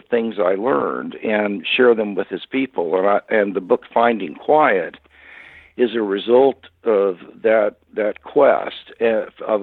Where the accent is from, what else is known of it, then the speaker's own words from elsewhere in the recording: Kansas City, Missouri, United States; moved away; I was born and raised in Kansas City, Missouri